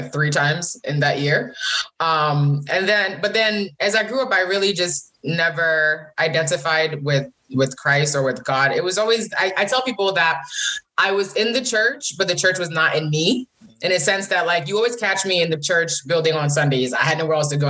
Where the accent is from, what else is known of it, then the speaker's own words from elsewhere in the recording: Connecticut, United States; also born or lived in Tema, Ghana; now in Massachusetts, United States; I live in Massachusetts, but Connecticut is home to me. That's where my parents live. That's where my home church is.